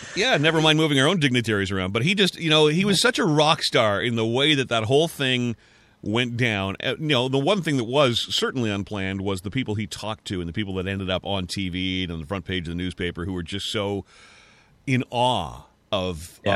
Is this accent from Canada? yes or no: yes; Canada; I'm a Canadian